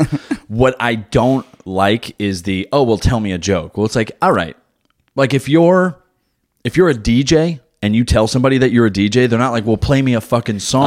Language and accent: English; New Jersey, United States; now in Wilmington, United States; I still drive like I'm from New Jersey